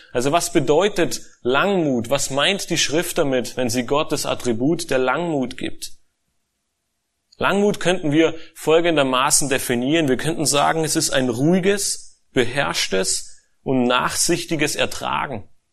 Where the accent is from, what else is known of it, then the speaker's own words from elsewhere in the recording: Germany; als Deutsche